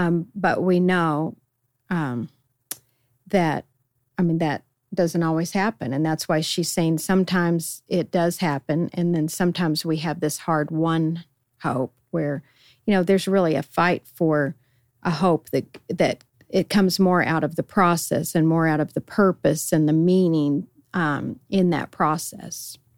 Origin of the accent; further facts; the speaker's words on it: Colorado, United States; unlike where I grew up in Colorado.